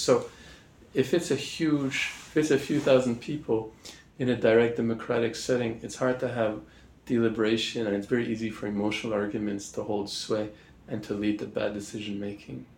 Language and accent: English; Montreal, Quebec, Canada; moved away as an adult; also born or lived in Oxford / Singapore / Hong Kong; I'm from Montreal in the French speaking part of Canada